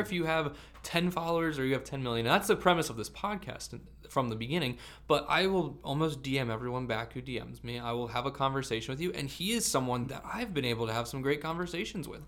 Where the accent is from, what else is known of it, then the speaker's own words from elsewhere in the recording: Vineland, New Jersey, United States; I'm a 25 minute drive from Philadelphia, but I'm from Vineland, New Jersey